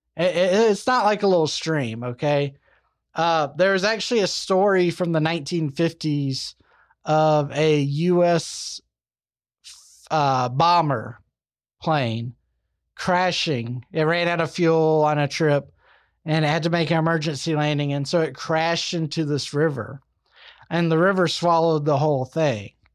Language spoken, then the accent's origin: English; Alabama, United States; Good old Alabama, my home state